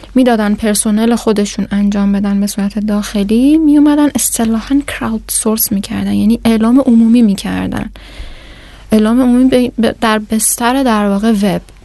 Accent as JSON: {"language": "Persian", "country": "Iran", "said": "من ایرانی هستم"}